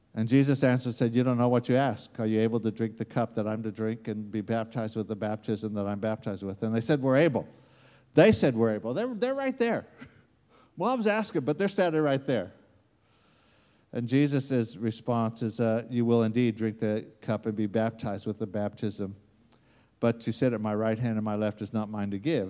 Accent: United States; accent: American; moved away; it comes out with an American accent

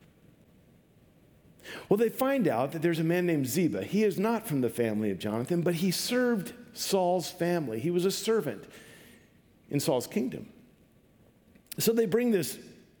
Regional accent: Vancouver, Washington, United States; I grew up in Vancouver, Washington.

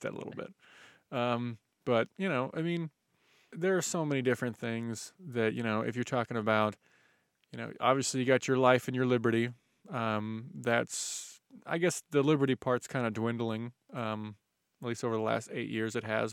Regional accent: United States; we were both born here

